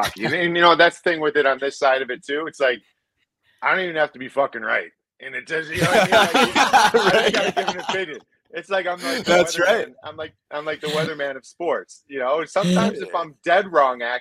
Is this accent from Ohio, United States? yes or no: yes; Cleveland, Ohio, United States; I grew up in Cleveland, Ohio